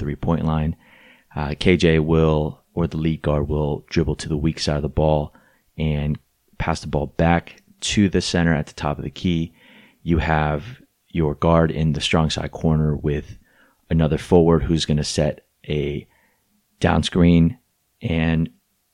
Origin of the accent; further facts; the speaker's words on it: Torrance, California, United States; my hometown, Torrance, California